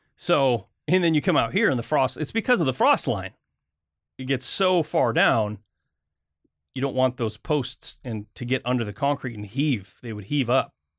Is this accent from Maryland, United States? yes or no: no; Michigan, United States; now in US West Coast; I grew up in Michigan.